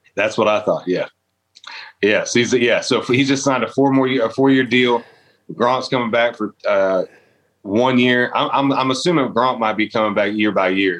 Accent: Eustis, Florida, United States; growing up in Florida

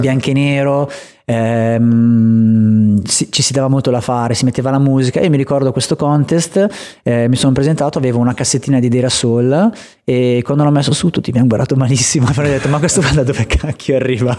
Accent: Vigevano, Lombardy, Italy; negli spot che, mm, nel quale sono cresciuto anche a livello skatistico

